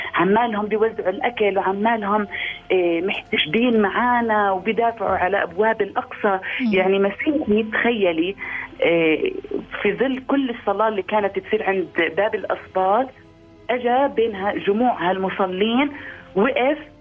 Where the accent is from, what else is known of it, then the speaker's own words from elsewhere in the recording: Palestine; إحنا صرنا يتيمين كفلسطينيين